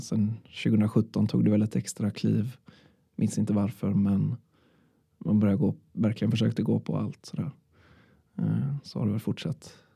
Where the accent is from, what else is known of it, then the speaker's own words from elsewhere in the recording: Sweden; jag är från Körn